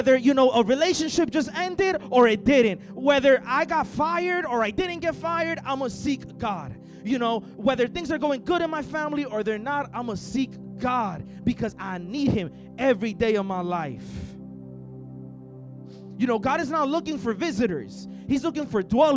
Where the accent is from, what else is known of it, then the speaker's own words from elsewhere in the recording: El Salvador; moved away; I'm from El Salvador.